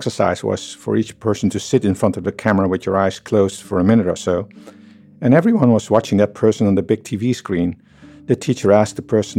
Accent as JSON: {"language": "English", "country": "Netherlands", "accent": "Dutch", "said": "London is so close to my own country, the Netherlands. I'm Dutch, by the way, just in case you haven't heard already from my accent."}